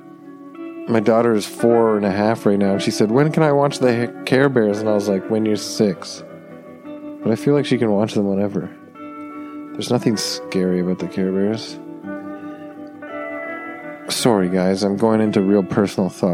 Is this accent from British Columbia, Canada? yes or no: no; Toronto, Ontario, Canada; growing up in Toronto